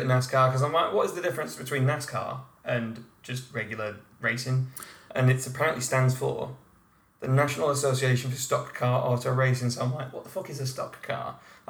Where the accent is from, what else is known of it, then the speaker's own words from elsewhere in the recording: United Kingdom; we're not American.